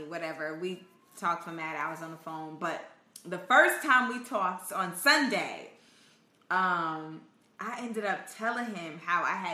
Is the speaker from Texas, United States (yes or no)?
no; Indiana, United States; I said I was from Indiana.